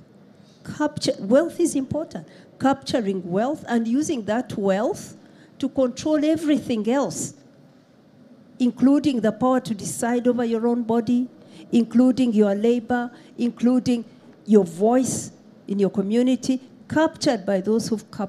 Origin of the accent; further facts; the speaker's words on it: Uganda; I come from Uganda. We have affirmative action for women in politics